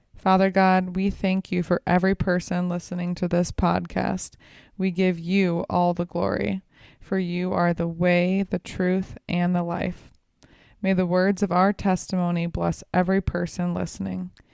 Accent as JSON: {"language": "English", "region": "Illinois", "country": "United States", "tie": "born or raised there", "moved": "yes", "said": "growing up in Illinois"}